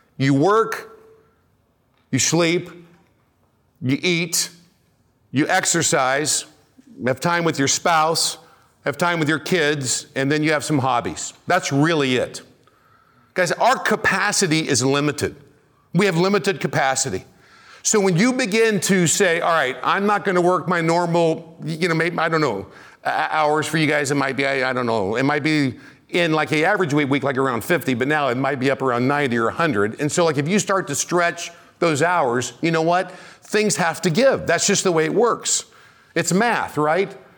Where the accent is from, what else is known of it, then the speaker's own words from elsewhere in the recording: Kansas City, United States; I'm from Kansas City.